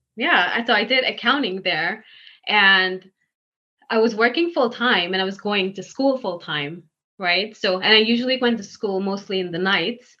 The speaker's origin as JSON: {"language": "English", "country": "Guyana", "tie": "born or raised there", "moved": "as an adult", "lives_now": "New York, United States", "said": "I'm actually from Guyana"}